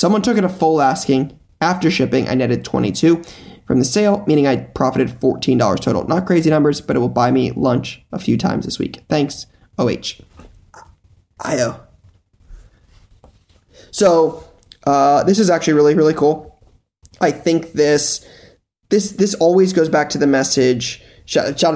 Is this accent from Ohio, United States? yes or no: yes; Columbus, Ohio, United States; being born and raised in Columbus